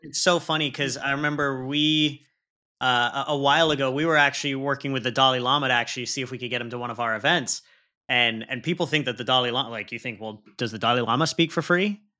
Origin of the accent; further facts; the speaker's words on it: Pakistan; I'm Pakistani, and we put a lot heavier emphasis on leading with the heart